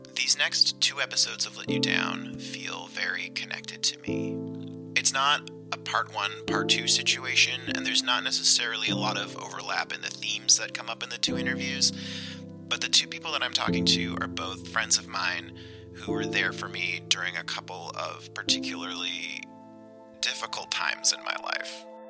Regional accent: Antigonish, Nova Scotia, Canada; I'm from Antigonish

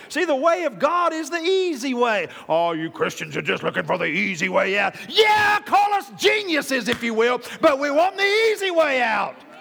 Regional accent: Oklahoma, United States; I'm from Oklahoma

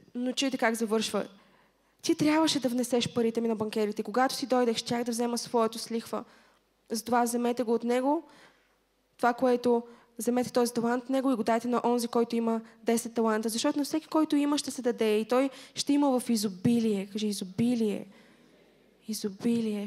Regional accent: Stara Zagora, Stara Zagora Province, Bulgaria; also born or lived in England; now in Sofia, Bulgaria; не съм родена в София и съм от Стара Загора

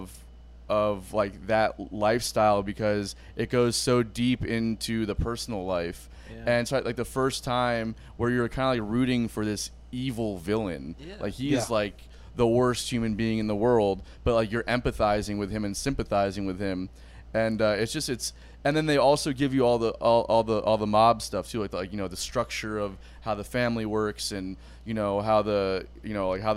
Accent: South Florida, United States; I'm from South Florida

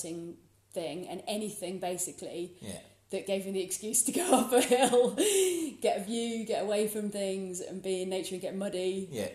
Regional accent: Hertfordshire, East of England, United Kingdom; now in Scotland, United Kingdom; way, way, way back, I'm from Hertfordshire, which is completely flat, really boring. And I ran away from there as quickly as possible

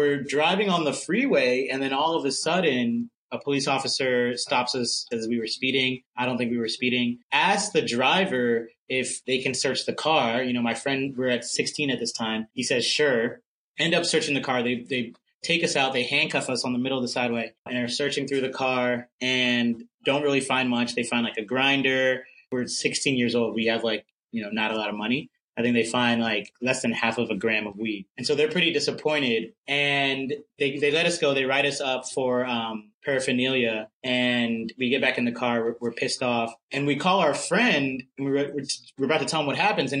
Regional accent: Germantown, Maryland, United States; now in New York City, United States; I am originally from Germantown, Maryland. Now I live in New York City.

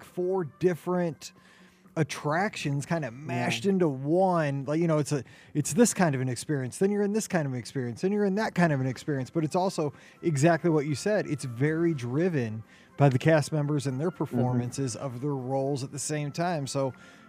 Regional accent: St. Louis, Missouri, United States; I'm from St. Louis

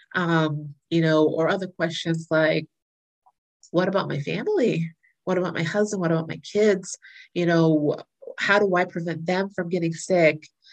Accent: Florida, United States; moved away as an adult; also born or lived in North Carolina / New York; I was raised in Florida

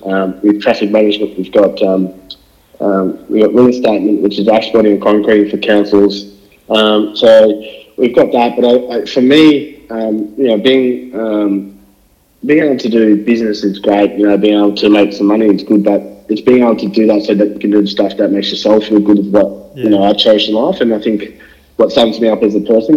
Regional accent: Darwin, Northern Territory, Australia; moved away; I grew up in Darwin

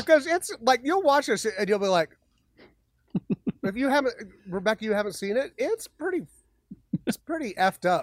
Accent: Magna, Utah, United States; I went to school in the Savage Lands, you know, out in Magna

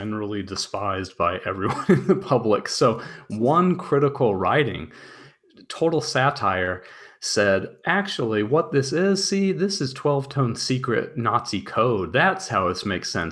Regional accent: United States; I'm an American

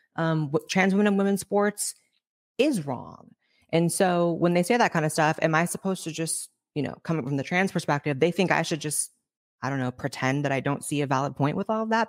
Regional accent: Northern California, United States; moved away as an adult; also born or lived in Los Angeles, United States; now in Austin, United States; I grew up in Northern California

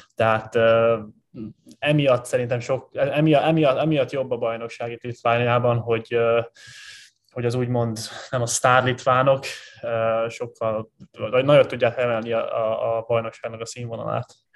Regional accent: Hungary; moved away as an adult; also born or lived in Los Angeles / Szombathely / Körmend; magyar vagyok

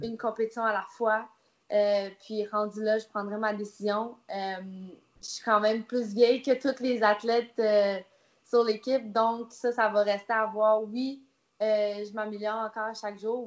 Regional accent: Canada; je suis canadienne

